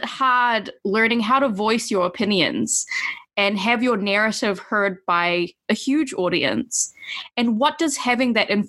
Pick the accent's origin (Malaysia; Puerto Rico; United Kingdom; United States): Malaysia; moved away; growing up in Malaysia and spending, you know, a good chunk of my childhood there, and then coming back here